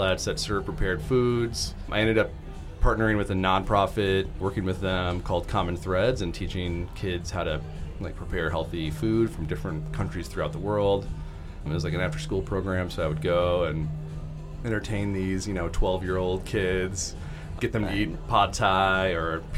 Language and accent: English; Michigan, United States; moved away as an adult; now in Chicago, United States; I'm originally from Michigan, came down to Chicago